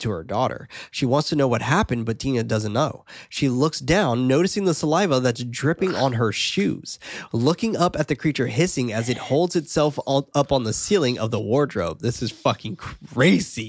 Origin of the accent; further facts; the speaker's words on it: United States; being American